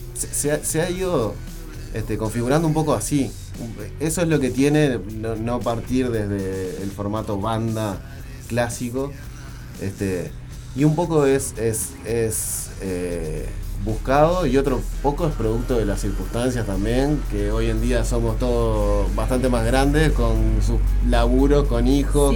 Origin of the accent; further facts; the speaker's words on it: Montevideo, Uruguay; nosotros tres venimos de Sayago